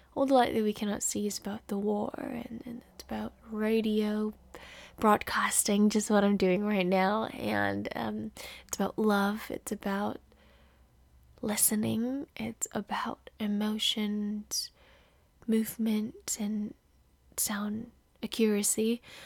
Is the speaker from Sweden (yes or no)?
no; Indonesia; moved away as an adult; now in California, United States; I am from Indonesia. I live in California by winning the green card lottery after eight years of applying.